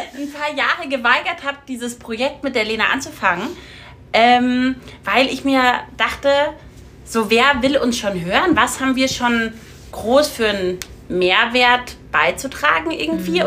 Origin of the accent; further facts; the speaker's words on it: Munich, Bavaria, Germany; wir kommen aus München